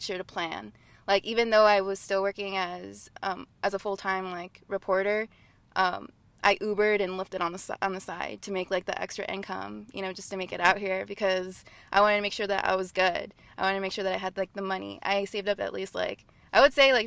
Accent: Marshalltown, Iowa, United States; moved away as an adult; also born or lived in Fresno, California / Quad Cities; now in Los Angeles, United States; I was born in Fresno, but we moved to Iowa when I was about 4 years old, and I grew up in Marshalltown, Iowa.

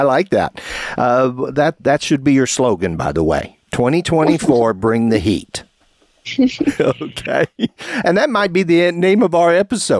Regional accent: Brandenburg, Kentucky, United States; I'm from Brandenburg, Kentucky.

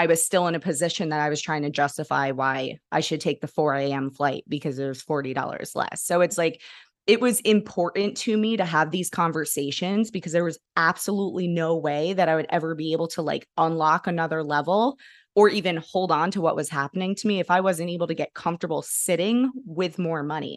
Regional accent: New York, United States; now in Kentucky, United States; I grew up in New York

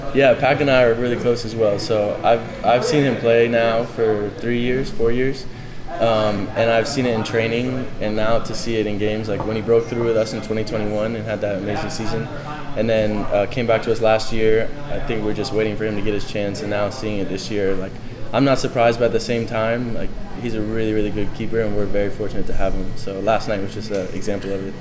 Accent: Charlotte, North Carolina, United States; my hometown in Charlotte

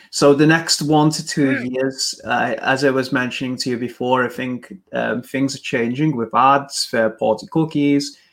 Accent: England, United Kingdom; Listen to my accent. I'm English

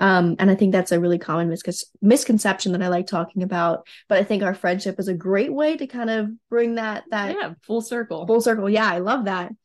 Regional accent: West Virginia, United States; in my hometown we're actually opening a medical cannabis processing center and people are a bit concerned in west virginia

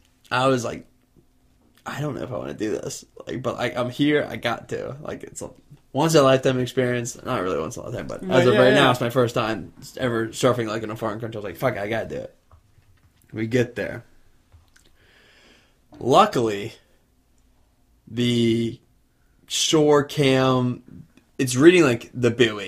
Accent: Virginia Beach, Virginia, United States; I'm from Virginia Beach. I live next to the shop.

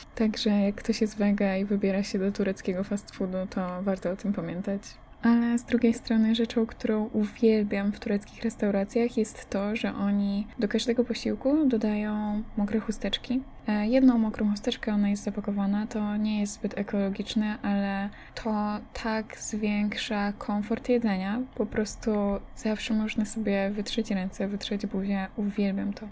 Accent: Poland; moved away as an adult; now in Turkey

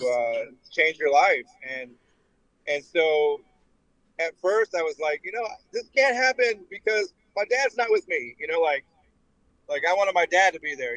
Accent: Detroit, Michigan, United States; moved away; also born or lived in Huntington, West Virginia; I was raised in Detroit

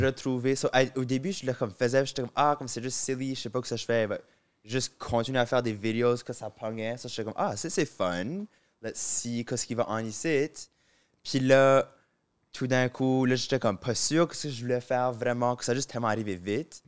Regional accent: Moncton, New Brunswick, Canada; accent: southeast New Brunswick Acadian; first language French; moved away; j'ai l'accent pur du sud-est

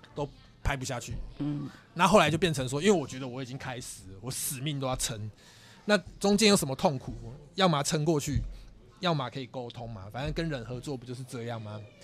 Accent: Chiayi, Taiwan; 我是嘉义人嘛

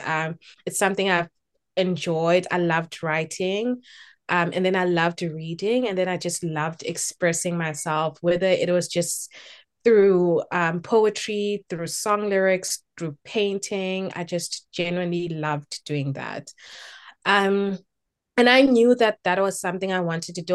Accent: Durban, KwaZulu-Natal, South Africa; moved away as an adult; also born or lived in Eastern Cape; now in Cape Town, South Africa; I was born in the Eastern Cape, but I grew up in Durban. Um, I grew up in Phoenix, actually, um, and spent my entire childhood and entire schooling years in Phoenix.

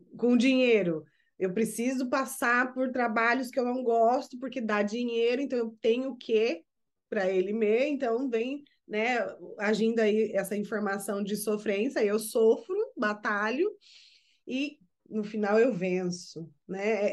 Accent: Brazil; now in United States; como brasileiras que somos, eu vivendo nos Estados Unidos, Mana … vivendo no Japão

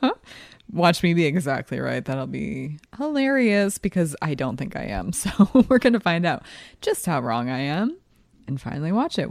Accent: East Coast, United States; I'm also from the East Coast

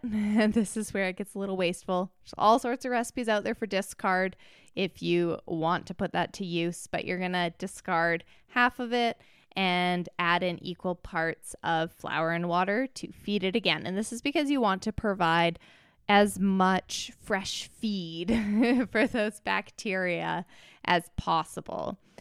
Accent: Canada; I'm from Canada.

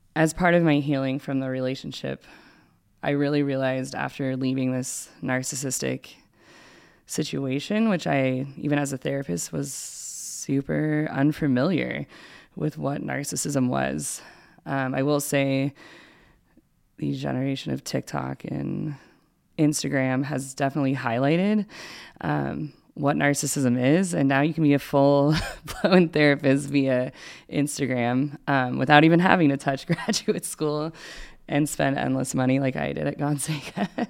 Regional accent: Spokane, Washington, United States; I grew up in the Catholic community of Spokane, K through eight

